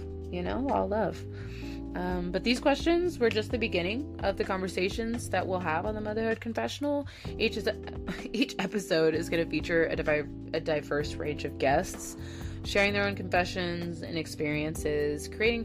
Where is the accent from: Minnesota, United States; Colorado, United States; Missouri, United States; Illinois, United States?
Missouri, United States; Southern; my hometown in Southern Missouri